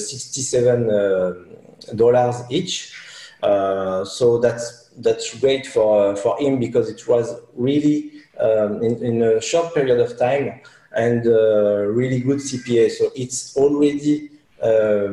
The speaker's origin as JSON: {"language": "English", "country": "France"}